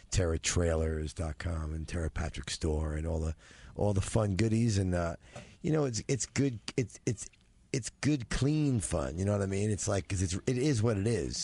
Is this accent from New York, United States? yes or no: yes; New York City, New York, United States; I'm from Brooklyn